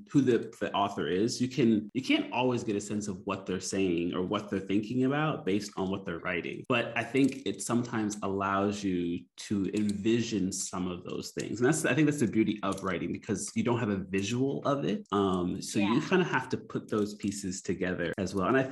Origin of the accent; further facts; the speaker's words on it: Canada; moved away as an adult; now in Philippines; both me and my wife like, and we're from Canada